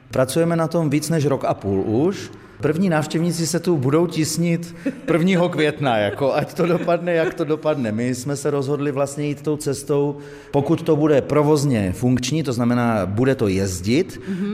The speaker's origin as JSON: {"language": "Czech", "region": "northern Bohemia", "country": "Czechia", "moved": "as an adult", "lives_now": "Bohumín, Czech Republic", "said": "v severních Čechách, odkud pocházím"}